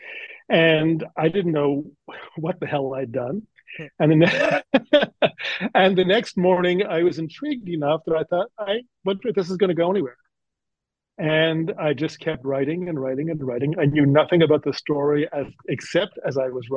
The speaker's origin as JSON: {"language": "English", "country": "Canada", "also_born_or_lived": "Toronto / Nova Scotia", "accent": "Canadian", "moved": "yes", "lives_now": "United States", "said": "I'm originally from Canada, so just up the road from New Jersey"}